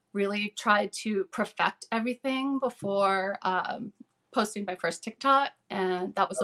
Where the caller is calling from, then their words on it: Veazie, Maine, United States; Veezy, Maine.